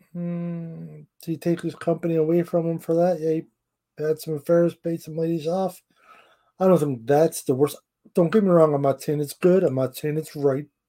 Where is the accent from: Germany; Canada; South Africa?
Canada; I'm Canadian